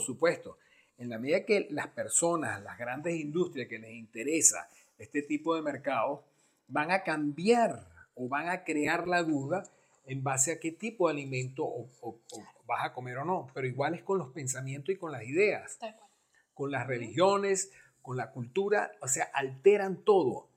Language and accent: Spanish; Venezuela; nosotros que somos venezolanos